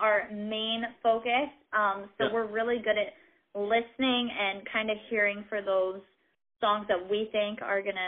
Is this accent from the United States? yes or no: yes; Connecticut, United States; now in Nashville, United States; we are based out in Nashville, but we're originally from Connecticut